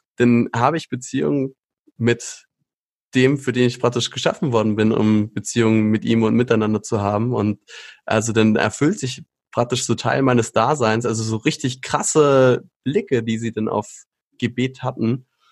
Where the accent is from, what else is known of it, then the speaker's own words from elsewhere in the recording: Schleswig-Holstein, Germany; moved away as an adult; now in Hesse, Germany; bin aber gebürtiger Norddeutscher, also dort oben, wo es richtig flach ist, kalt, windig, zügig, ähm, viel Regen. Dort bin ich aufgewachsen in Schleswig-Holstein